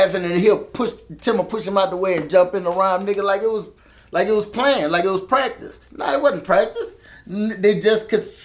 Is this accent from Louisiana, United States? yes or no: yes; New Orleans, Louisiana, United States; I'm from the West Bank